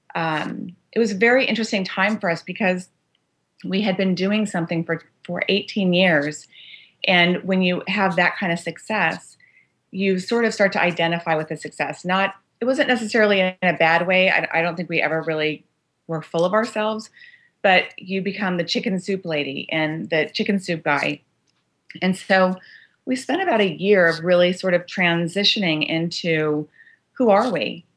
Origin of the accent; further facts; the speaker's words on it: Los Angeles, California, United States; growing up in Los Angeles, born and raised